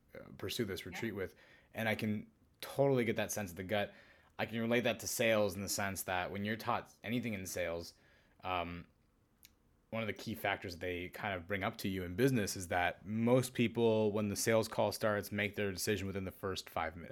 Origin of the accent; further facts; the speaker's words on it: California, United States; as a Californian